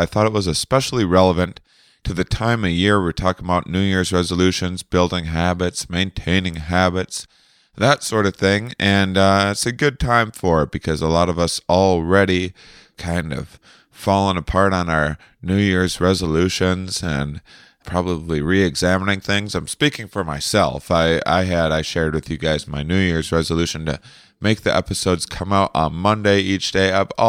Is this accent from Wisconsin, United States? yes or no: yes; La Crosse, Wisconsin, United States; born or raised there